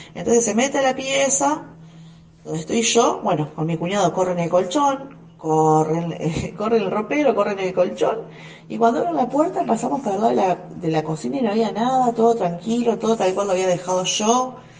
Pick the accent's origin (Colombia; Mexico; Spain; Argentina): Argentina; San Lorenzo; soy de la ciudad de San Lorenzo